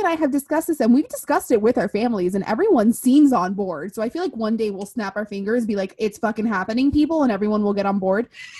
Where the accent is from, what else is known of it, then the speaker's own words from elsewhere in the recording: Miami, Florida, United States; I myself have born and raised in Miami. My parents are Cuban. I am the typical Miami love story. You know, here I am, born and raised, proud, never leaving.